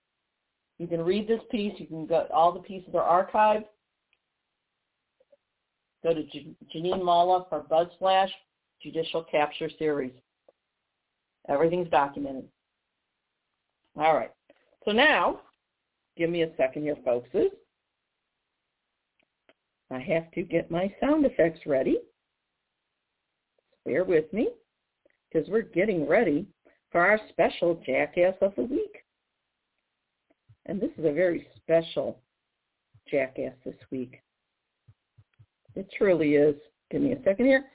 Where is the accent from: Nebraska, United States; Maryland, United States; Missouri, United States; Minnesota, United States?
Missouri, United States; my home state of Missouri